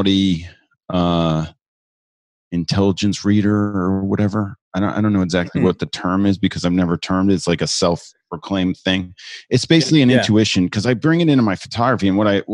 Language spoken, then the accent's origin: English; New Jersey, United States; now in New York, United States; I'm originally from New Jersey. I'm a New Yorker now.